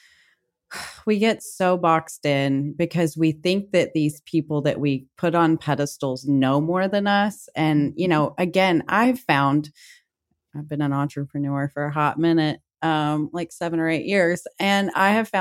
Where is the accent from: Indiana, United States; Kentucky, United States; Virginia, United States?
Kentucky, United States; I'm from the South, so I'm from Kentucky.